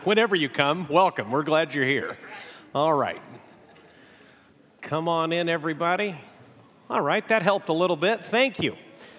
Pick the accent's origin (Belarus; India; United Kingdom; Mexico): Mexico; now in United States; We're going to do something that I've really missed since moving back to the United States. I grew up in Mexico, and one of the hallmarks of Mexican churches all across the nation is they read the Bible together.